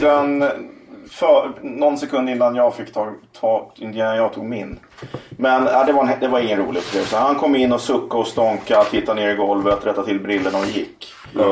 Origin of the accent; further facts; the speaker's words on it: Huddinge, Stockholm County, Sweden; also born or lived in Kärrtorp, Stockholm; Ja, Huddinge.